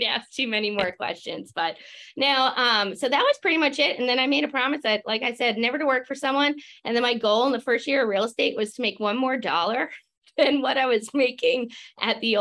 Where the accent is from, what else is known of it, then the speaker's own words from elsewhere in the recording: Long Island, New York, United States; moved away; I'm originally from Long Island, New York